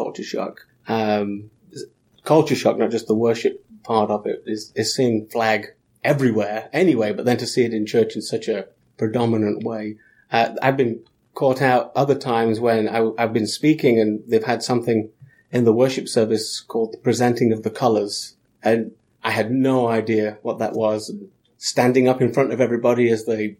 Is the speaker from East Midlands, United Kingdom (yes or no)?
yes; just outside of Nottingham, East Midlands, United Kingdom; moved away as an adult; now in United States; I grew up in England, just outside of Nottingham, maybe 20 minutes outside of Nottingham in a little town. Lived there for 27 years